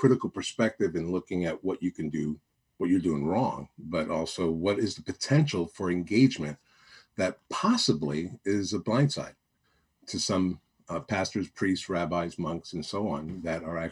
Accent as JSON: {"language": "English", "town": "New York City", "region": "New York", "country": "United States", "tie": "born or raised there", "also_born_or_lived": "Miami", "moved": "yes", "said": "I grew up in New York City, born and raised there"}